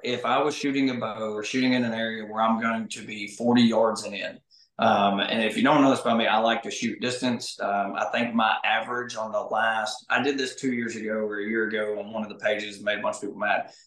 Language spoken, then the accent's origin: English; Arkansas, United States; I grew up here in Arkansas hunting pine thickets with a seven mag over corn